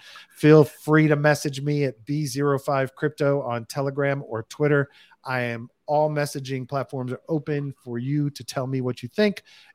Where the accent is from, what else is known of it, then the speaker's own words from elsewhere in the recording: Texas, United States; It's pretty easy to be a fucking nut job in Texas. Let me tell you, I grew up